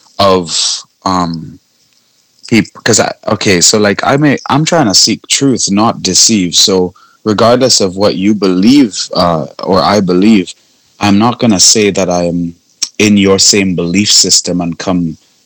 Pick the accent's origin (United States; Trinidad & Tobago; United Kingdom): Trinidad & Tobago; moved away; also born or lived in Canada; I'm from the Caribbean